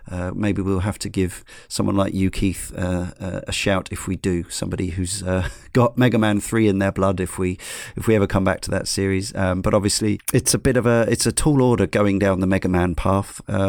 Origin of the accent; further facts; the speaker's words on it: Canada; Being a Canadian, I am well versed in dealing with the cold, darkness and isolation that a winter can bring.